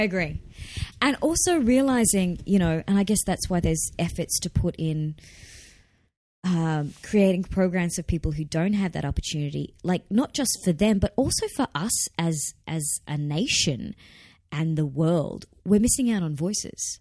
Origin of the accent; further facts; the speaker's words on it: Australia; accent: not broad Australian; I don't have a particularly broad Australian